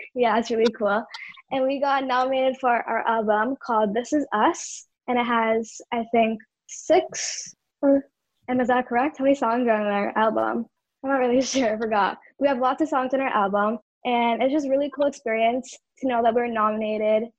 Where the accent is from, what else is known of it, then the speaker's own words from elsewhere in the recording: Toronto, Ontario, Canada; I'm 12 years old and I'm from Etobicoke, Toronto.